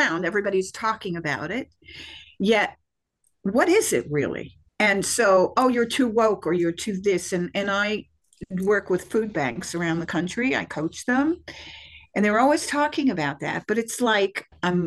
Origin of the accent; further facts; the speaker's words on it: Israel; now in United States; I'm from Israel, I've lived in the US for many years